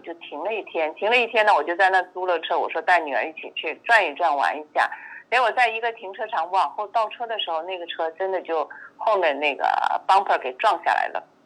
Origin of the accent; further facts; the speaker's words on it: China; 我们中国人一般叫红蓝卡